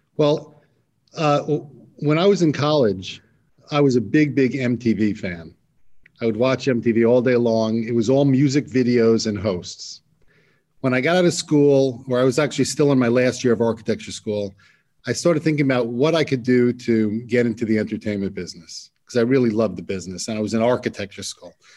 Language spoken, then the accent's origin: English; New York, United States; back when I was growing up in New York